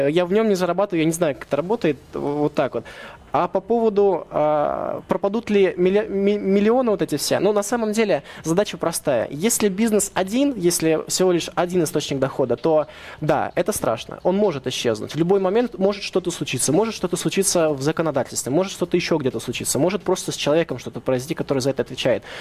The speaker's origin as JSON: {"language": "Russian", "country": "Russia", "tie": "born there", "said": "Может быть, мне повезло то, что я родился в России, то, что я не проживал вот этих вот, вот мероприятий, там, событий, которые были в 90-х."}